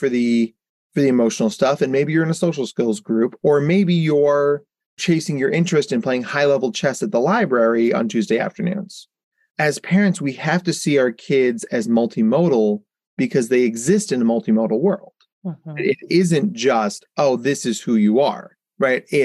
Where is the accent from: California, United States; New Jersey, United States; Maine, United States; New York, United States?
New Jersey, United States; Jersey Shore; I grew up on the Jersey Shore